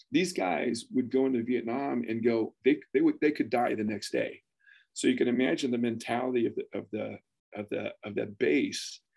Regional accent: Philippines; So, anyways, I grew up there in the Philippines, and it, it, was, it was the best of time.

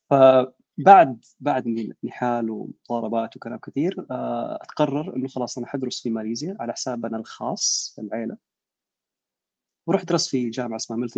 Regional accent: Jeddah, Makkah Province, Saudi Arabia; عندنا بيحكوا نحن من جده آه سيول السيول عندنا الكباري بتقفل

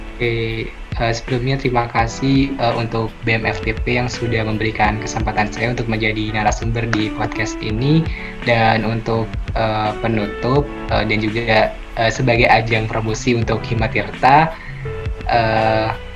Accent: Jember, East Java, Indonesia; saya juga uh, asal dari Jember

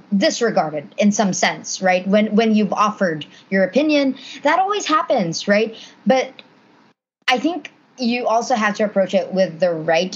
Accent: Cebu City, Central Visayas, Philippines; moved away as an adult; now in Boston, United States; straight out from Cebu, you know, born in the Philippines

